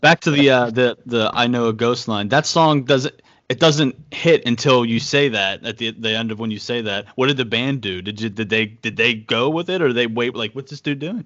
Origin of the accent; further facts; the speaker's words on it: Pittsburgh, Pennsylvania, United States; also born or lived in Portland, Maine; I'm from Pittsburgh and I lived in Portland, Maine